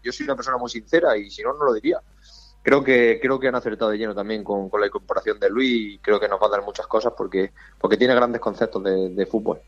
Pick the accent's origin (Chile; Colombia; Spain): Spain; moved away; estoy por el pueblo para verano o para los días libres, que a mí mi pueblo me pilla una hora y media de Cartagena